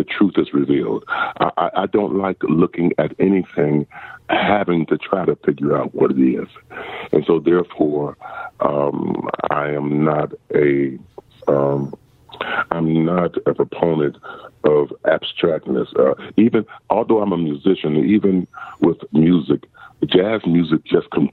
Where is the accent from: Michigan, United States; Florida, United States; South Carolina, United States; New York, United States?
South Carolina, United States; rural; moved away; also born or lived in Highland Hills, Ohio; The beginning of my life was in a small country town in rural South Carolina.